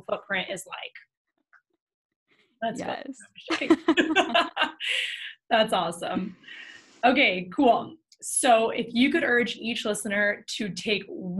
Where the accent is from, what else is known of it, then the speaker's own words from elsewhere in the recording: New York, United States; I grew up in New York